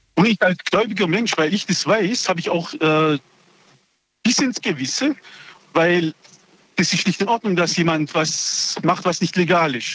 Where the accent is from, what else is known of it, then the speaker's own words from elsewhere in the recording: Oberndorf, Germany; ich bin hier in Oberndorf geboren